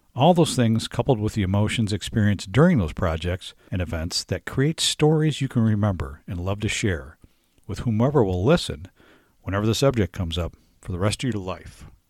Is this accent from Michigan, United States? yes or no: yes; Michigan, United States; moved away; my home state, Michigan